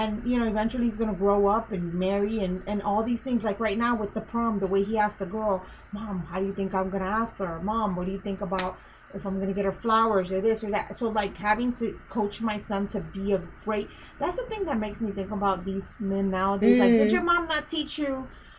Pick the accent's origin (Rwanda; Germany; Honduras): Honduras; born there; it's my country because I was born in Honduras.